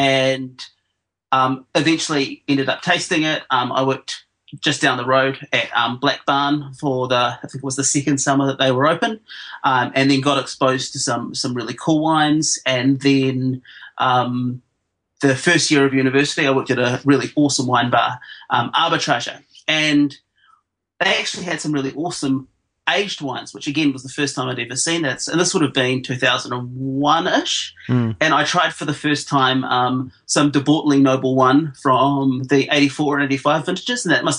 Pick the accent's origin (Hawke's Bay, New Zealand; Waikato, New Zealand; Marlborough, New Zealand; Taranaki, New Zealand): Hawke's Bay, New Zealand; I grew up in Hawke's Bay, which was at the time the most densely planted wine region in New Zealand